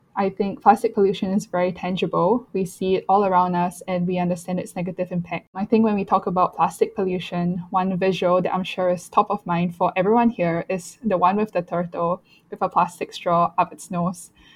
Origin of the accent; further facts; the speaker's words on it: Singapore; growing up in Singapore, the use of single use plastics is very prevalent